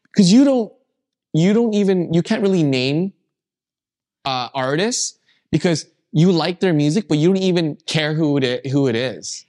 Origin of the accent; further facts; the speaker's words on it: Calgary, Alberta, Canada; I grew up in Calgary